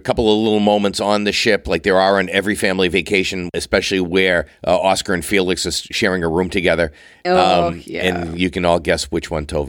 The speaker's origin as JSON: {"language": "English", "region": "Massachusetts", "country": "United States", "tie": "born or raised there", "said": "I grew up on Cape Cod."}